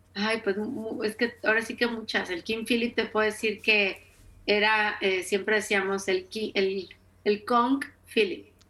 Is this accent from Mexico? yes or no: yes; Mexico; en mi tierra, en mi ciudad se llama trolelote, en México se llama esquite